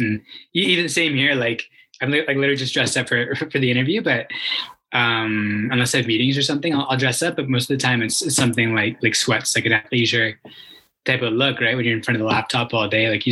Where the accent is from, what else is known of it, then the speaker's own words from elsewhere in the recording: Calgary, Alberta, Canada; I'm born and raised in Calgary, Alberta, one of the few, like a rare breed these days